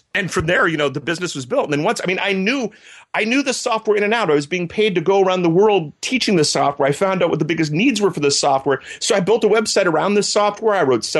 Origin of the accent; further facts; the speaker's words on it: Berlin, Germany; I grew up in Germany. My folks worked for the U.S. military. And yeah. when you grow up in the 80s next to the Berlin Wall, that might explain my political science degree.